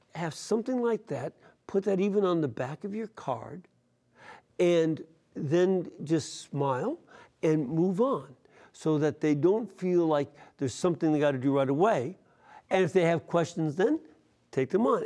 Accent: Chicago, Illinois, United States; moved away; I'm from Chicago originally

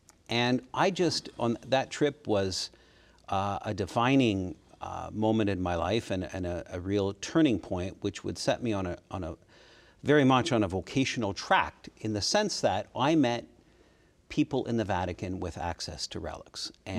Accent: Kitchener, Ontario, Canada; I was born in Kitchener, Ontario. Kitchener is a city just south of Toronto in Canada.

